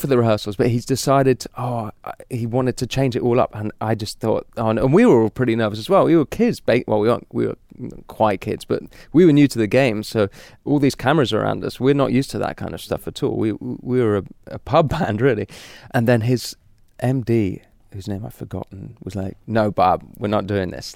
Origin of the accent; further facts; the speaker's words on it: London, United Kingdom; I'm really a, a city boy, you know, I'm from London.